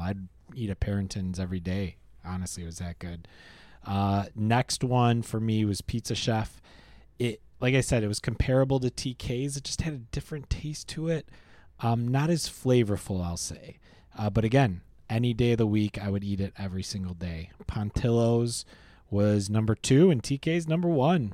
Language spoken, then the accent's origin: English; Rochester, New York, United States; I grew up in Rochester